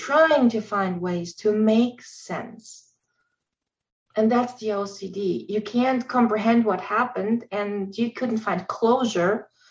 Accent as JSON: {"language": "English", "country": "Germany", "second_language": "English", "moved": "yes", "said": "I'm originally from Germany. English is my second language."}